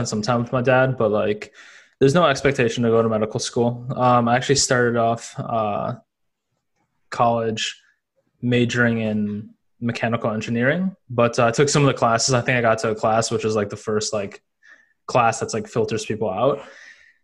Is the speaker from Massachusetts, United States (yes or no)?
no; Madison, Wisconsin, United States; I grew up in Wisconsin. I was born in Madison, Wisconsin